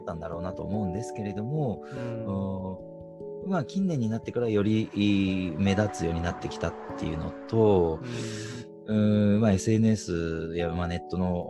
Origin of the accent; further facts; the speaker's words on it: Toyama, Japan; 僕はまあ生まれも育ちも富山なので